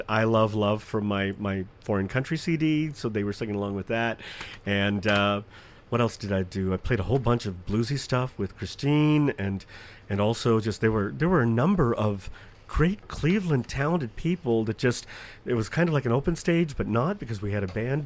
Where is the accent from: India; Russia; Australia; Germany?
India; now in United States; originally from India